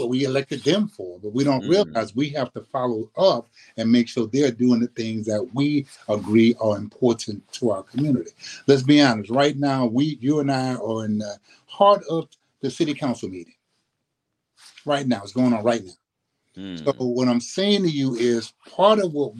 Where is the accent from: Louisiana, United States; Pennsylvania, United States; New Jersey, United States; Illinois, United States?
Louisiana, United States; New Orleans; now in Sacramento, United States; I grew up in New Orleans, grew up in the Seven Ward, St. Bernard Projects in New Orleans